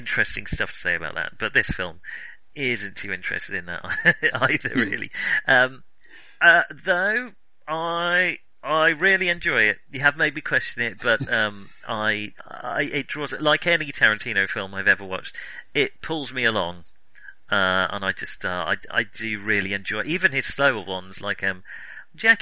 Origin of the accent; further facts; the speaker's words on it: United Kingdom; I'm British